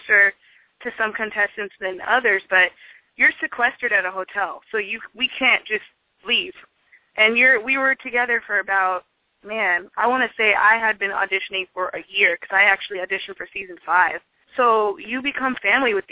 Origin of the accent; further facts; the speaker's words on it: Seattle, Washington, United States; also born or lived in Tacoma; I'm from Seattle